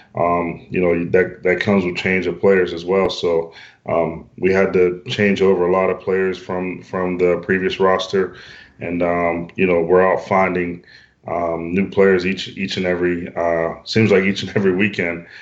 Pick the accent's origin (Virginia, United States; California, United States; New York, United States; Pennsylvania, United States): Pennsylvania, United States; Western; moved away as an adult; also born or lived in British Columbia, Canada / Maryland; now in Alberta, Canada; where I'm from um, in Western Pennsylvania